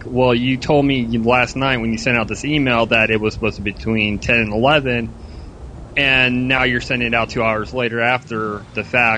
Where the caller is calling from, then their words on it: Melbourne, Florida, United States; It is an excellent call from Melbourne, Florida.